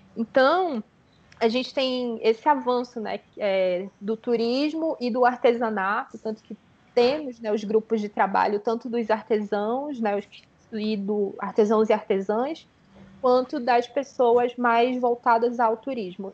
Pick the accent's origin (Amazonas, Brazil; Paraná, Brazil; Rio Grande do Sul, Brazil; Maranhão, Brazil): Amazonas, Brazil; Manaus; moved away as an adult; now in São Paulo, Brazil; eu sou manauara, né? Sou nascida e criada no Amazonas. Eu vim para São Paulo, né, para fazer o mestrado